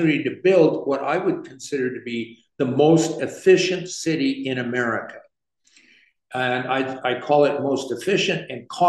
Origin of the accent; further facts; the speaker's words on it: San Francisco, California, United States; moved away as an adult; also born or lived in Los Angeles / Philadelphia / Miami; now in Charlotte, United States; as a native San Franciscan, we are a real food city. And growing up in San Francisco